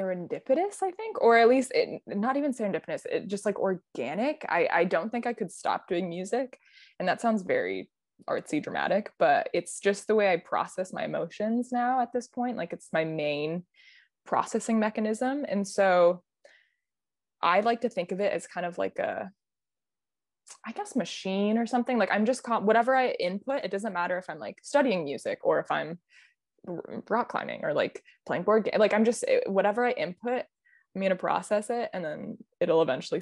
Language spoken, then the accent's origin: English; Midwest, United States; moved away; I grew up in the Midwest where it's very, I don't know, very passive aggressive